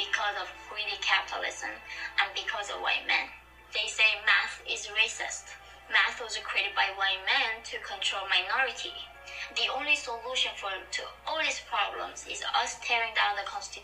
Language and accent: English; North Korea; moved away; I was born in North Korea in 1993